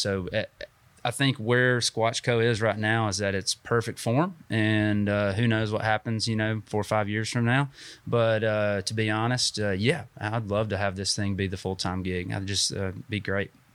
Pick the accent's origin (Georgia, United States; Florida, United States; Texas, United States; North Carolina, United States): Georgia, United States; Dalton; moved away as an adult; also born or lived in Chattanooga; now in Huntsville, United States; I grew up in North Georgia and, um, in Dalton